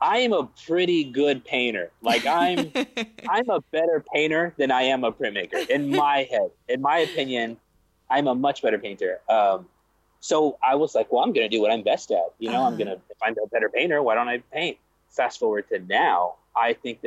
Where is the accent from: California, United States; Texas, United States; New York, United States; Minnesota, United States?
Texas, United States; Corpus Christi; I grew up in Corpus Christi, Texas, which is way down south